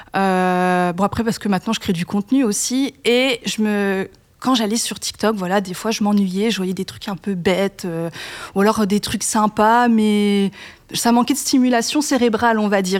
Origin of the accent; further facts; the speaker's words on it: Grand Est, France; moved away; je viens quand même du Grand Est